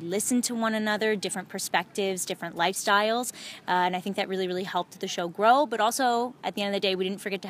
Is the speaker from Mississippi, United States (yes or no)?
no; Washington, District of Columbia, United States; moved away; I'm actually from the Washington, D.C. area.